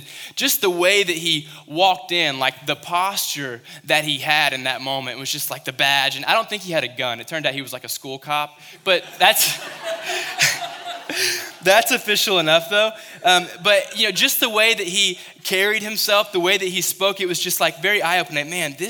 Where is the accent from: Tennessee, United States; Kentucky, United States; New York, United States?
Kentucky, United States; I remember when I was in Western Kentucky, I came from Kentucky